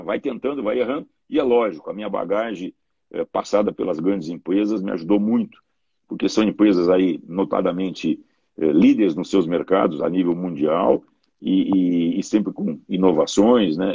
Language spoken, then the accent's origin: Portuguese; Porto Alegre, Rio Grande do Sul, Brazil; sou natural aqui de Porto Alegre, do Rio Grande do Sul